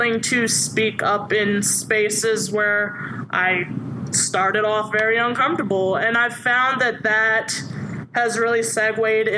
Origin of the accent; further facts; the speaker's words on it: Suffolk, Virginia, United States; I grew up in Suffolk, Virginia.